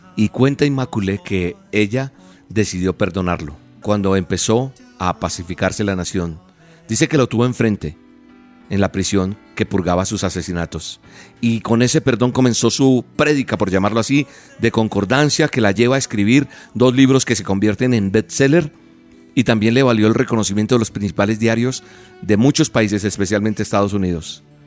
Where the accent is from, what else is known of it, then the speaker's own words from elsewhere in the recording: Colombia; es de mi país, de Colombia, de donde soy oriundo